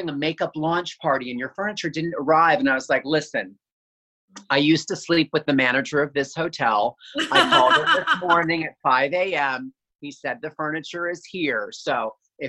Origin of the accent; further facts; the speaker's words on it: Allentown, Pennsylvania, United States; This was in Pennsylvania, in Allentown, in the suburbs